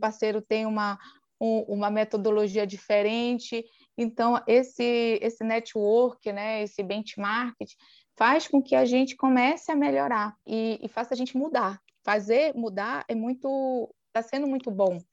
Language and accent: Portuguese; Soure, Pará, Brazil; sou natural aqui da ilha de Marajó, no Pará, exatamente da cidade de Soure